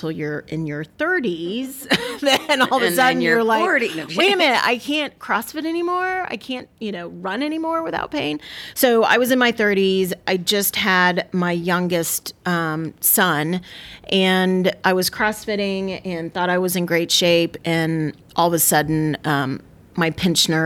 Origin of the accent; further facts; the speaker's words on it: Tallahassee, Florida, United States; moved away as an adult; now in Marietta, United States; I was born and raised in Tallahassee, Florida